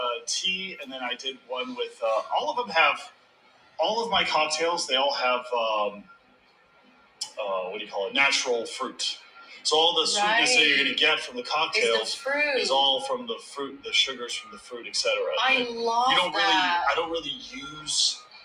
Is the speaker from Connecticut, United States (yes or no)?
no; Texas, United States; now in Los Angeles, United States